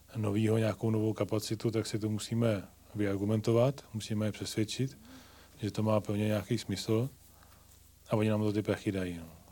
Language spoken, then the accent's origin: Czech; Ivančice, South Moravian Region, Czechia; moved away as an adult; also born or lived in Prague; now in South Bohemia, Czechia; Já vlastně pocházím z, z Ivanči z Jižní Mojavy